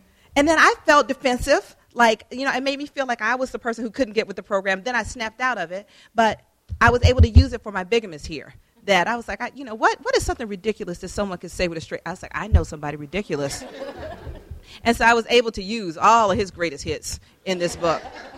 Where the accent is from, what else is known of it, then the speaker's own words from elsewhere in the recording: Atlanta, Georgia, United States; She grew up in Louisiana. I grew up in Atlanta. She's 11 years older than me.